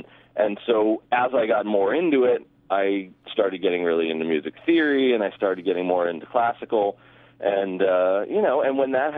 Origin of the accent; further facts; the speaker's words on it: Boston, Massachusetts, United States; born there; because I spent every summer in Boston. I was born in Boston, and that was when John Williams was the conductor of the Boston Pops.